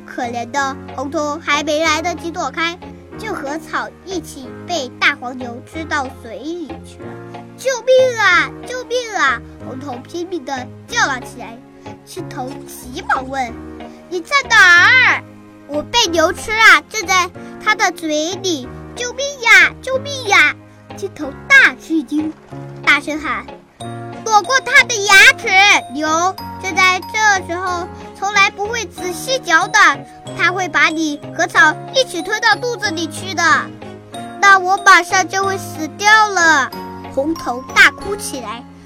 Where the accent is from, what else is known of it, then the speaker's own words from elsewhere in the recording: Xupu, Hunan, China; 今年七岁了。 我来自湖南怀化旭浦县， 是深度传媒苏秦老师的学生